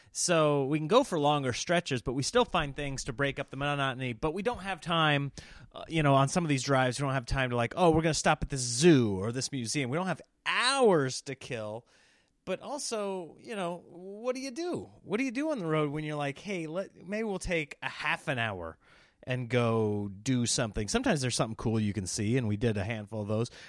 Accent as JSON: {"language": "English", "region": "Nebraska", "country": "United States", "tie": "born or raised there", "moved": "yes", "lives_now": "California, United States", "said": "growing up in Nebraska"}